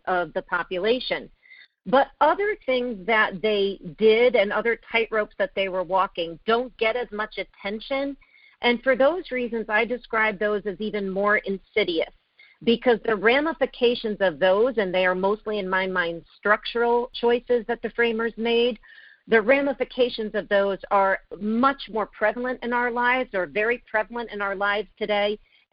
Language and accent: English; Connecticut, United States; I was born in Connecticut